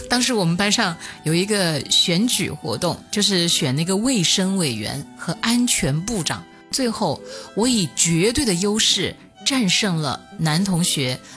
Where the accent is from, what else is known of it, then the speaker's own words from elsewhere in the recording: hometown next to Shuangfeng County, Hunan, China; 家有一个旁边县叫双峰县